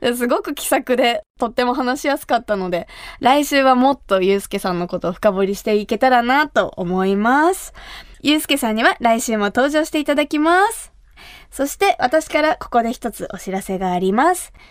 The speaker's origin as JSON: {"language": "Japanese", "region": "Kumamoto", "country": "Japan", "tie": "born or raised there", "said": "私が生まれ育った熊本"}